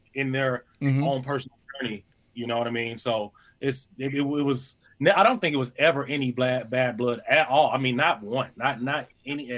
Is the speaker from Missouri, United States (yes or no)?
yes; St. Louis, Missouri, United States; I'm from St. Louis